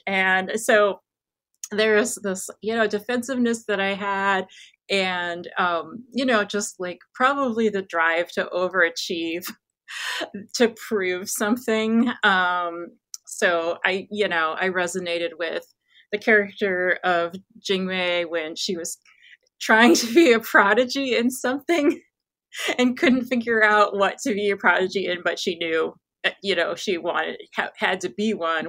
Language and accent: English; Midwest, United States; born and raised in America, I couldn't feel more American, um, specifically Midwestern.